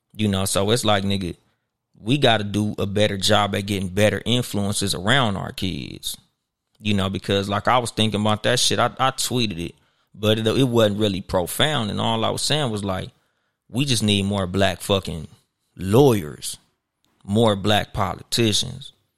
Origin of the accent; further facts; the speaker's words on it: Compton, California, United States; I'm from Compton.